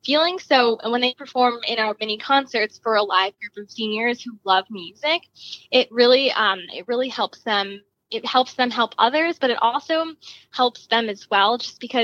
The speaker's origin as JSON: {"language": "English", "town": "Chicago", "region": "Illinois", "country": "United States", "said": "I'm from Chicago, Illinois."}